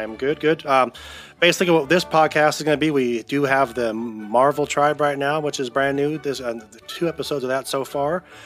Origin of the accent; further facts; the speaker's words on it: Southern California, United States; moved away as an adult; now in Oregon, United States; I'm from Southern California. Um, born and raised there till I was thirty years old till we moved up here to Oregon